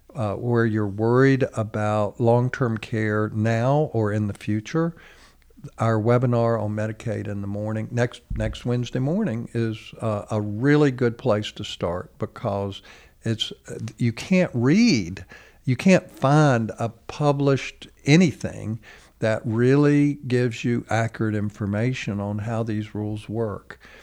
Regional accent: United States

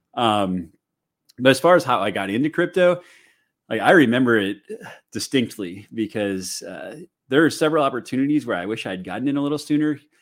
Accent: St. Louis, Missouri, United States; now in Chicago, United States; I'm from Saint Louis. I live in Chicago now

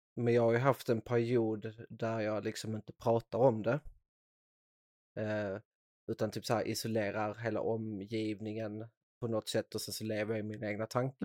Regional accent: Skåne, Sweden; accent: Scanian; Idag är jag faktiskt väldigt stolt skåning så jag försöker inte bryta bort min dialekt

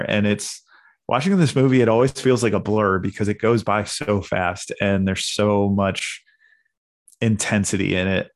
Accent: Portsmouth, New Hampshire, United States; I'm from New Hampshire. So, uh, we had the New Hampshire Film Fest right in my, uh, local town of Portsmouth

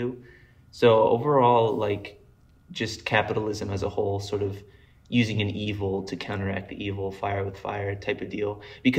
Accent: Colorado, United States; born there; I was born in Colorado, so this is driving around like in Colorado, like young as shit

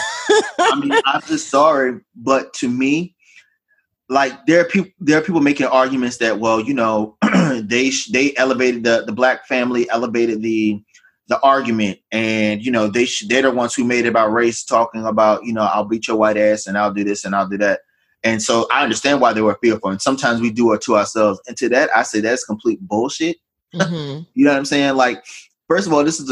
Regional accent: the South, United States; I grew up in the South

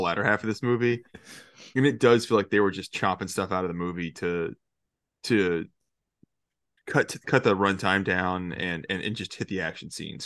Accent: Georgia, United States; now in Florida, United States; I grew up in Georgia my entire life

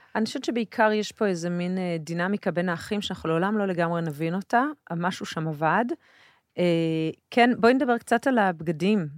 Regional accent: Jerusalem, Jerusalem District, Israel; also born or lived in a moshav (unnamed); אני גדלתי במושב, ואחר כך בירושלים.

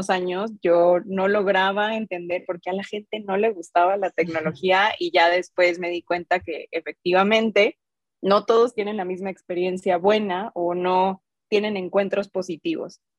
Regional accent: Mexico City, Mexico; now in Guadalajara, Mexico; soy, soy de Ciudad de México, recién mudada a Guadalajara, la verdad.

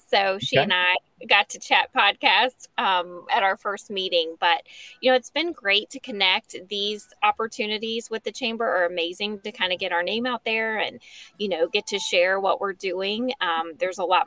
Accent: Lynchburg, Virginia, United States; moved away as an adult; also born or lived in Charlotte, North Carolina; now in Bedford, United States; I'm from Lynchburg originally

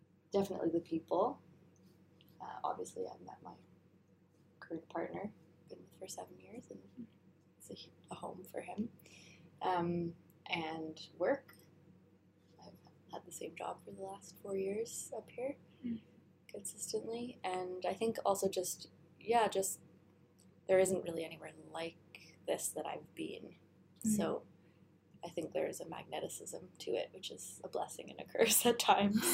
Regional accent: Toronto, Ontario, Canada; moved away as an adult; also born or lived in Halifax, Nova Scotia; now in Dawson City, Canada; From the Big Smoke, Toronto

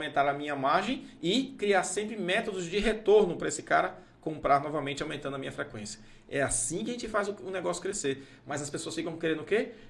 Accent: Anápolis, Goiás, Brazil; born there; não nasci em Anápolis, ah, Anápolis Goiás.

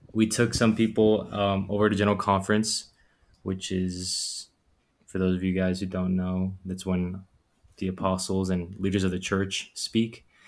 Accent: Fort Lauderdale, Florida, United States; 23 uh, from Fort Lauderdale, Florida, down south

